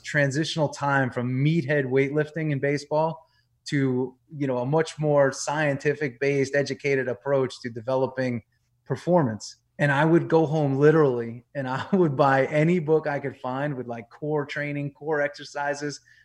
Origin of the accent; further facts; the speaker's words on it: New York, United States; moved away as an adult; also born or lived in Tampa, Florida; I grew up in New York.